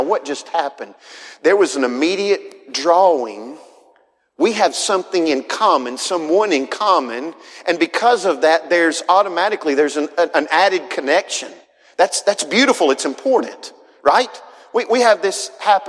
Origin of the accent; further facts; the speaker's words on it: Huntsville, Alabama, United States; I'm from Northwest Alabama, grew up in Huntsville, Madison area